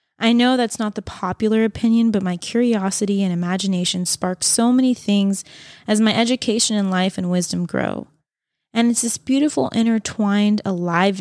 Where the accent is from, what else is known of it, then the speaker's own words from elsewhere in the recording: United States; growing up near Lake Tahoe